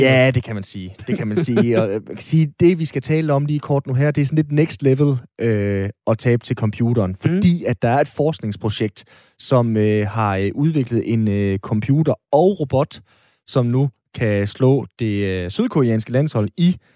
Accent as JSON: {"language": "Danish", "country": "Denmark", "said": "heroppe i øh, det nordiske, hvor jeg er fra."}